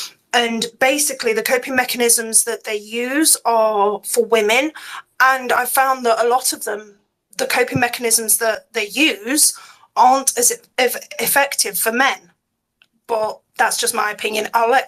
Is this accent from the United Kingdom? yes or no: yes; United Kingdom; I'm probably the oldest one here. I'm British